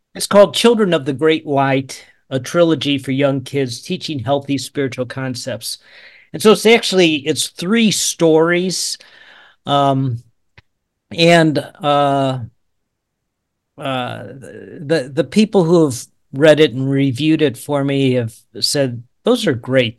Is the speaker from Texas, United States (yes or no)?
no; St. Louis, Missouri, United States; moved away as an adult; also born or lived in Georgia / Tulsa, Oklahoma / Lawrence, Kansas; now in Kansas, United States; I was born in Georgia, uh, 'cause my dad was in the military, but I grew up in the Saint Louis area